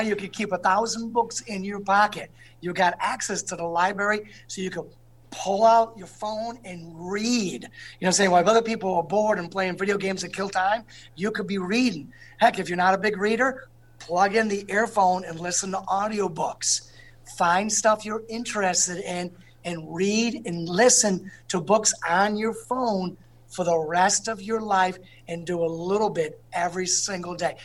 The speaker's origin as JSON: {"language": "English", "town": "East Hartford", "region": "Connecticut", "country": "United States", "tie": "born or raised there", "said": "the pizza I grew up with in East Hartford"}